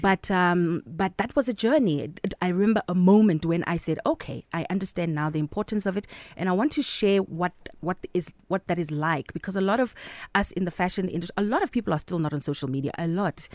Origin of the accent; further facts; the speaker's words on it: Free State, South Africa; moved away; I love my hometown